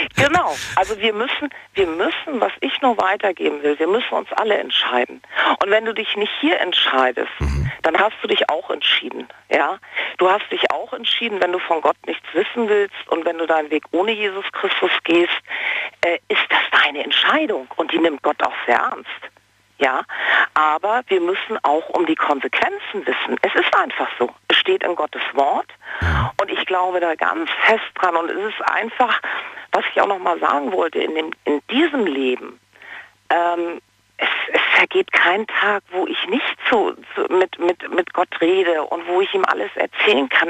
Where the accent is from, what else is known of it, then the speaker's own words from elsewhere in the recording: Kiel, Schleswig-Holstein, Germany; moved away as an adult; also born or lived in Munich; wir kommen ursprünglich aus Kiel